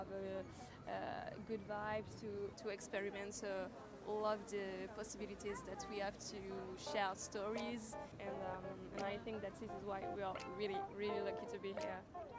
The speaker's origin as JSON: {"language": "English", "town": "Paris", "region": "Île-de-France", "country": "France", "said": "I'm coming from Paris."}